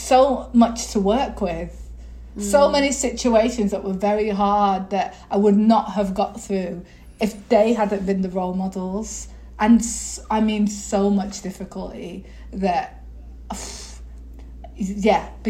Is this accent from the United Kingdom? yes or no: yes; Lancashire, North West England, United Kingdom; moved away; also born or lived in London; Everybody else is from up north, you can probably hear. I'm from Lancashire